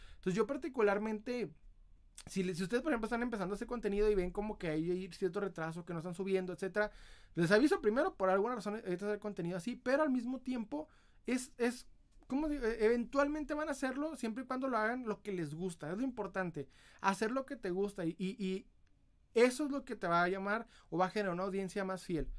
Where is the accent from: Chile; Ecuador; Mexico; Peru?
Mexico; Ciudad Juárez, Chihuahua; soy de Ciudad Juárez, Chihuahua